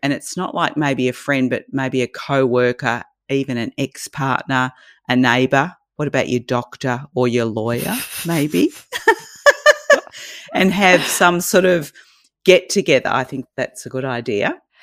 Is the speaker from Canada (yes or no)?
no; Australia; accent: Australian; Australian, can't you tell?